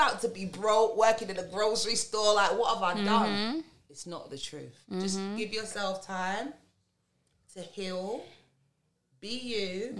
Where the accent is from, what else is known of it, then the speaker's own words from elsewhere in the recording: London, United Kingdom; I'm from London. I never heard of you.